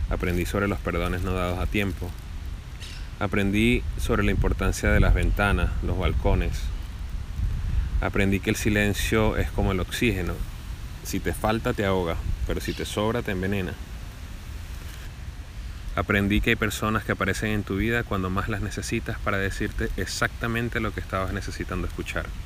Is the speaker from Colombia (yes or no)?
no; Venezuela; now in Buenos Aires, Argentina; venezolano viviendo en Buenos Aires, Argentina